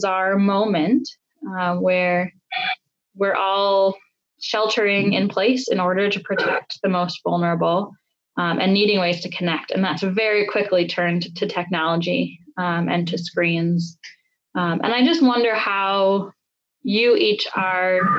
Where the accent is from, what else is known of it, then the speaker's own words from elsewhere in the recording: Detroit, Michigan, United States; born and raised in Southwest Detroit, and now raising with my partner our 4 and 7-year-old on the same street that I grew up on